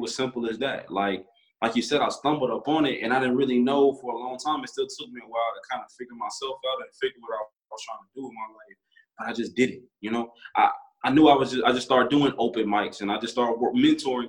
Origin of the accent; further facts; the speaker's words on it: Little Rock, Arkansas, United States; born and raised in Little Rock, Arkansas